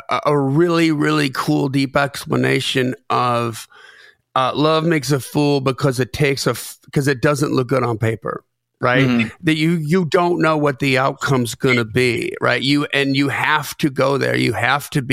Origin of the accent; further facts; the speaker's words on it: Lake Geneva, Wisconsin, United States; moved away; also born or lived in Delavan, Wisconsin; I grew up in Lake Geneva, Wisconsin, Delvin, Wisconsin. So southeastern, just about an hour and 15 minutes north of Chicago.